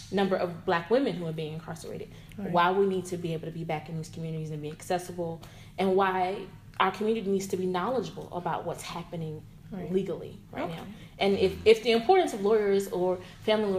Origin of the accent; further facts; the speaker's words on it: Dallas, Texas, United States; also born or lived in Houston; I was born and raised here in Dallas. I grew up in Oak Cliff, educated in DISD schools.